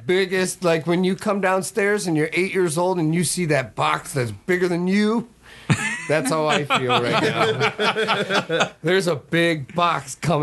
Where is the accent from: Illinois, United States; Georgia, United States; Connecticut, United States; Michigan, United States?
Michigan, United States; Detroit; now in River Falls, United States; I'm from Detroit, so we're both transplants here